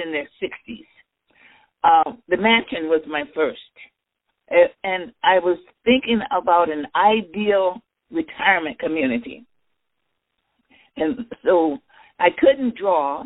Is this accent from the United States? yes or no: yes; Chicago, Illinois, United States; moved away as an adult; also born or lived in Stonewall, Mississippi / Minneapolis, Minnesota; now in Las Vegas, United States; I was born in Stonewall, Mississippi, and I grew up in Chicago